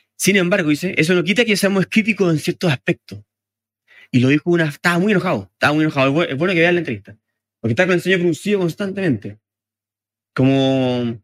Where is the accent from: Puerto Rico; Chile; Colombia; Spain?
Chile; nosotros como chilenos